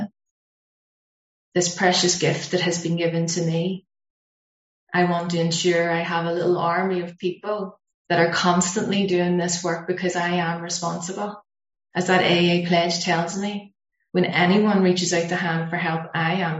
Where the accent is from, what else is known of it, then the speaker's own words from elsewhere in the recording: Belfast, Northern Ireland, United Kingdom; being Irish